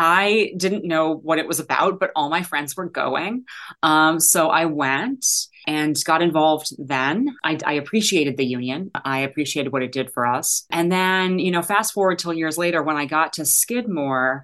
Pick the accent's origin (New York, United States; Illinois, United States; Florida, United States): Illinois, United States; Chicago; moved away as an adult; also born or lived in Ann Arbor, Michigan; I am from Chicago